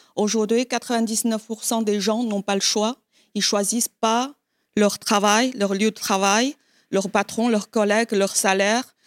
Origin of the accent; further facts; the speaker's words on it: China; moved away as an adult; now in France; j'ai quitté la Chine euh, à l'âge de 19 ans